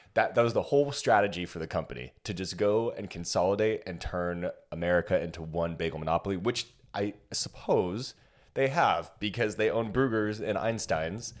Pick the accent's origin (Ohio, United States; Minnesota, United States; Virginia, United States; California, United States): California, United States; Ladera Ranch; moved away; The one that I grew up near in Ladera Ranch